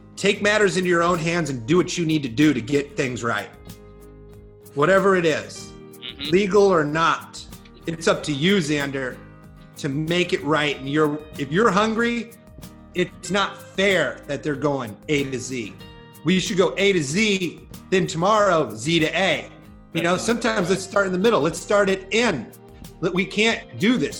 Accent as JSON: {"language": "English", "region": "Iowa", "country": "United States", "tie": "born or raised there", "said": "I grew up in a rural town in Iowa"}